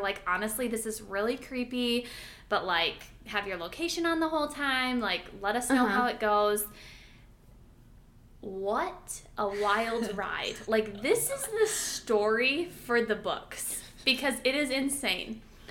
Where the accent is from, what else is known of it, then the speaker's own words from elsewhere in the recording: Michigan, United States; now in Los Angeles, United States; I'm a photographer in the LA area. I'm from Michigan, blah, blah, blah.